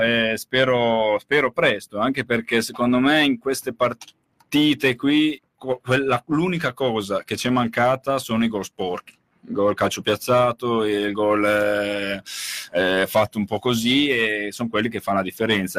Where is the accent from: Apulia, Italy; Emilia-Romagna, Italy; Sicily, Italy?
Emilia-Romagna, Italy; Reggio Emilia; lo dico da Reggiano, parlo da Reggiano